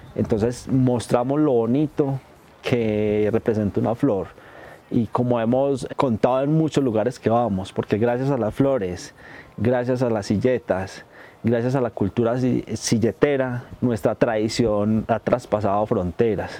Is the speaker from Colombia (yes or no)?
yes; Medellín, Antioquia, Colombia; soy habitante y soy nativo del corregimiento de Santa Elena